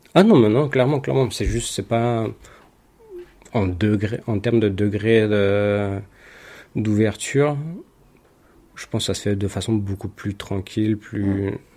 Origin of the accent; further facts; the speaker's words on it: France; also born or lived in London; now in Madrid, Spain; j'ai quitté la France, c'est pas pour influencer euh, ce qui se passe dans mon pays